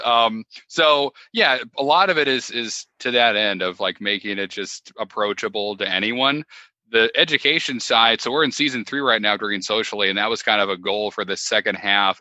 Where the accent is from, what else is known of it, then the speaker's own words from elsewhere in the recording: Connecticut, United States; moved away as an adult; now in Wilmington, United States; I started in Connecticut, which is my home state